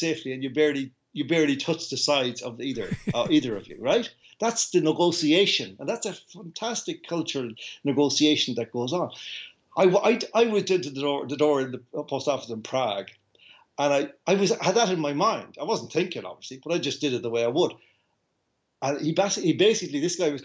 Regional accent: Ireland; I came from Ireland

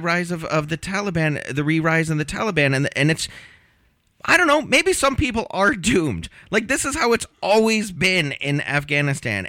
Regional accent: Connecticut, United States; moved away; My home state of Connecticut

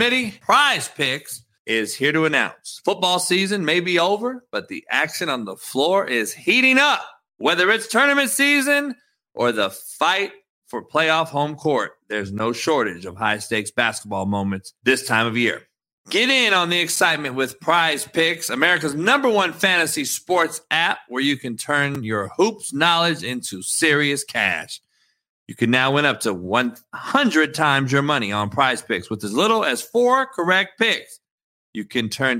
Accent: Compton, California, United States; I'm a cat from Compton who grew up with people getting smoked on my front lawn as a kid, the only white dude in the whole city

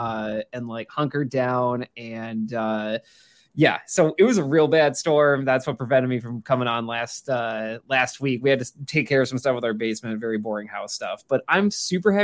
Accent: Minnesota, United States; also born or lived in Chicago area; now in Chicago, United States; Growing up in Minnesota

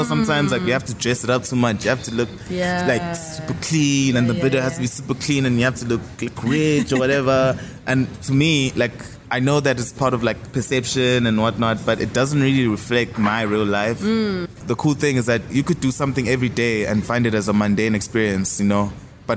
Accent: Empangeni, KwaZulu-Natal, South Africa; It's a coastal town that's close to Empangeni, where I'm from

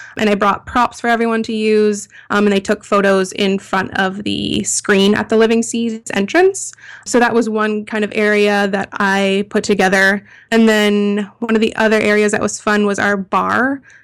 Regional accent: Toronto, Ontario, Canada; we're all from Toronto, Canada

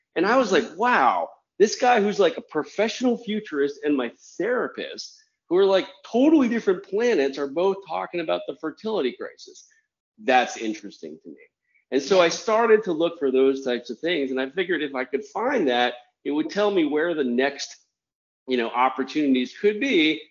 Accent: Washington, District of Columbia, United States; moved away; also born or lived in Germany / Japan / New York; I'm actually a native of Washington D.C.

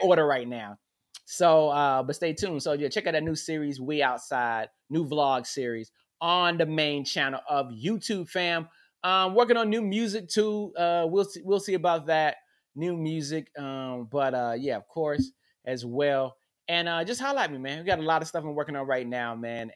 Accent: North Carolina, United States; now in Los Angeles, United States; I'm from the South I'm from North Carolina, man. When I was a kid, we played in grass

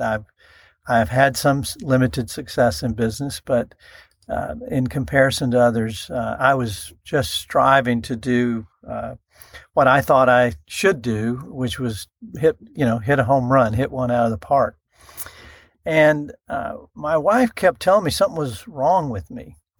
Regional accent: Iowa Park, Texas, United States; I grew up in Iowa Park, Texas. That is a small town in North Texas, uh, northwest of Wichita Falls

